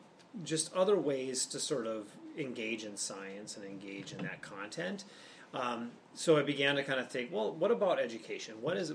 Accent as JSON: {"language": "English", "town": "Moorhead", "region": "Minnesota", "country": "United States", "tie": "born or raised there", "said": "So I grew up in Moorhead, Minnesota. I'm a Flatlander at heart."}